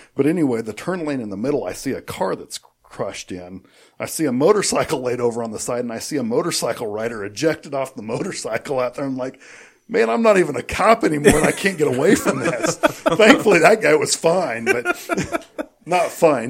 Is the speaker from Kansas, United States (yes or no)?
yes; Ellsworth, Kansas, United States; also born or lived in Sterling, Kansas; I grew up in Ellsworth